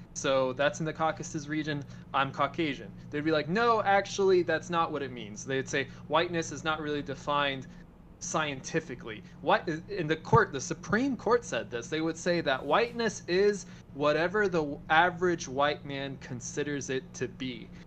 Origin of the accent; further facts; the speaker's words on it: Argentina; now in United States; I'm an Argentine American. I count. I have my family in Argentina.